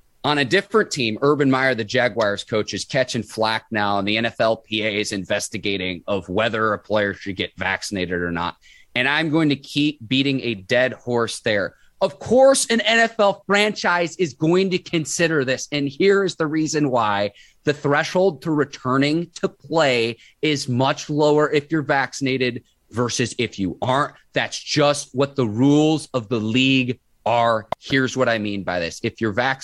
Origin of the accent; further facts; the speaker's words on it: Chicago suburbs, Illinois, United States; when I was a kid and growing up in the Chicago suburbs